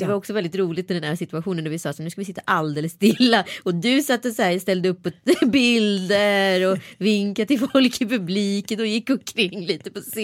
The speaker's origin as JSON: {"language": "Swedish", "town": "Strömstad", "region": "Västra Götaland", "country": "Sweden", "tie": "born or raised there", "said": "jag var en bra neger i Strömstad"}